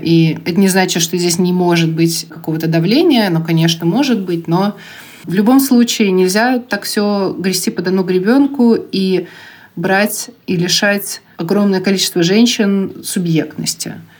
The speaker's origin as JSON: {"language": "Russian", "town": "Kazan", "region": "Tatarstan", "country": "Russia", "tie": "born or raised there", "also_born_or_lived": "Bugulma", "said": "то, как я жила в Бугульме и в Казани вообще с рождения"}